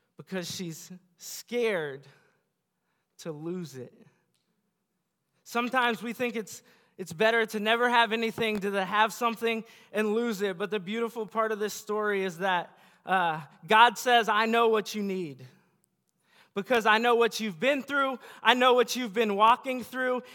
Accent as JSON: {"language": "English", "town": "Bellevue", "country": "United States", "tie": "born or raised there", "said": "Bellevue where I grew up"}